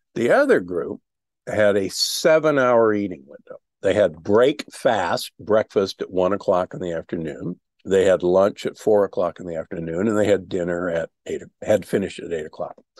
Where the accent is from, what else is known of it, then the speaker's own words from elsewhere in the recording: Omaha, Nebraska, United States; I grew up in Omaha, Nebraska, the beef capital of America